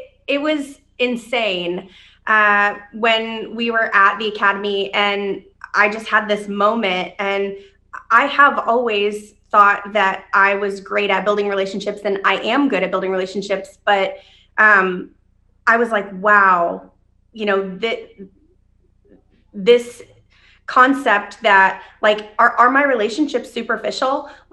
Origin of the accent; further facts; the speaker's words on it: Dayton, Ohio, United States; moved away; I came here from Dayton, Ohio. I didn't really know anybody.